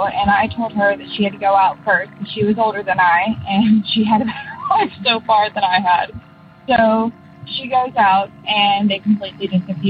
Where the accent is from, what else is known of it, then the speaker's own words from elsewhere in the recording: Arkansas, United States; now in Maine, United States; I'm from Maine, but originally from Arkansas.